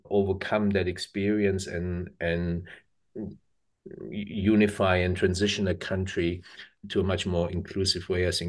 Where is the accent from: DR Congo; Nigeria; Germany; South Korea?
Germany; English is a second language; now in New Zealand; And I grew up in Germany, so obviously.